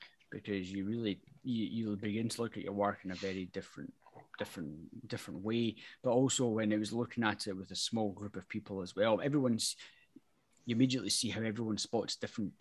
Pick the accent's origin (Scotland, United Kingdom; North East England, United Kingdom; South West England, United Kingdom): Scotland, United Kingdom; being Scottish